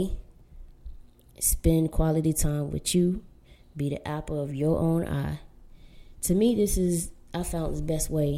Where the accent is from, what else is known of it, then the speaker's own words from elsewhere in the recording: Florida, United States; now in Southern California, United States; growing up in Florida and living in Southern California